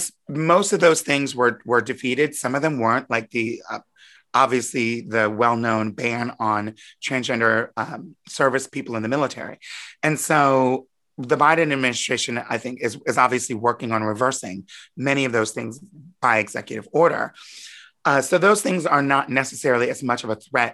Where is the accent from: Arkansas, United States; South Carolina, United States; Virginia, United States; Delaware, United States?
Delaware, United States; Wilmington; I grew up in Wilmington, Delaware.